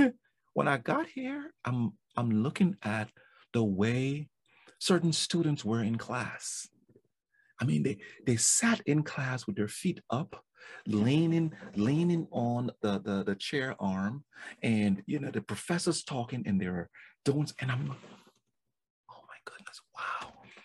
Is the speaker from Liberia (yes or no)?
yes; Liberia; moved away; I came from Liberia during the war, after the war, and I knew what I didn't have in Liberia.